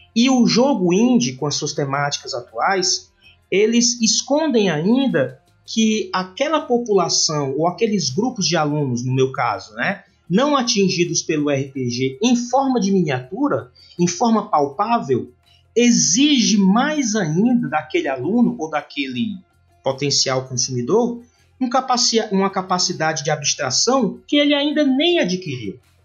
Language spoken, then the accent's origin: Portuguese; Fortaleza, Ceará, Brazil; me encontro na região Nordeste, né, porque sou nordestino, sou fortalezense do Ceará